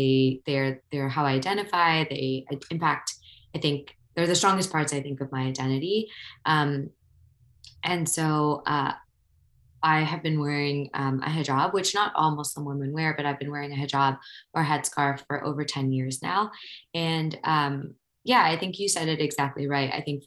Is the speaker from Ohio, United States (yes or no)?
yes; Ohio, United States; moved away as an adult; also born or lived in New York; I grew up in Ohio